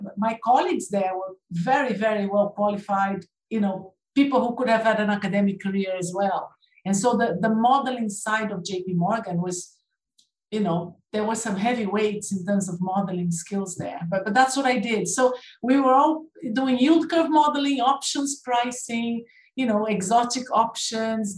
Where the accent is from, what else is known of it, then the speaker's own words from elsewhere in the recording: Brazil; accent: Canadian; moved away as an adult; also born or lived in United Kingdom; I was born in Brazil, and then I came to the UK to study and finished my PhD